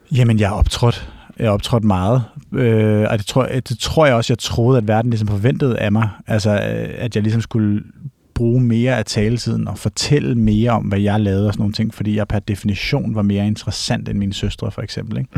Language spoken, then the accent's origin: Danish; Gammel Holte, north of Copenhagen, Capital Region of Denmark, Denmark; also born or lived in Gentofte, Denmark / Switzerland; jeg er vokset op i øh, Gammelholdt, hedder det. Hmm. Øhm, som er sådan et gammelt, øh, primært sommerhusområde i virkeligheden, nord for København, 20 km nord